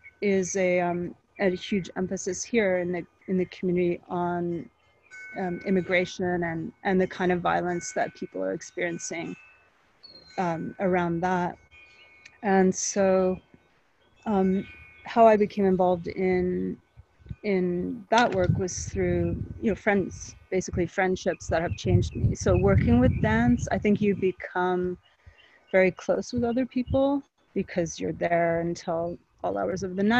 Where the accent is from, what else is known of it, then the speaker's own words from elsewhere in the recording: Canada; moved away as an adult; also born or lived in Vancouver, British Columbia / Quebec / Africa; now in Los Angeles, United States; I am Canadian. I grew up in largely in Vancouver in Quebec